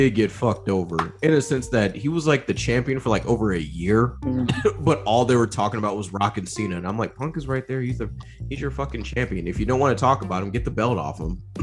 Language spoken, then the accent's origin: English; United States; I'm American.